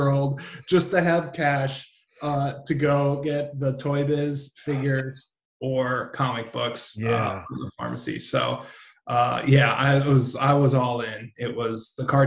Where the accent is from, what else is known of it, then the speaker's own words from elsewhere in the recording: Milwaukee, Wisconsin, United States; moved away as an adult; now in Southern California, United States; I grew up in Milwaukee, Wisconsin, on the south side of Milwaukee, which is the blue-collar side